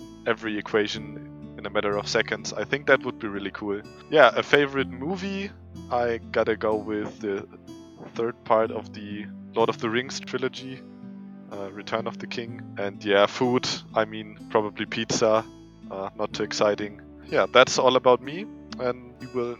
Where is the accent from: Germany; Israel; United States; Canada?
Germany; I'm from Germany.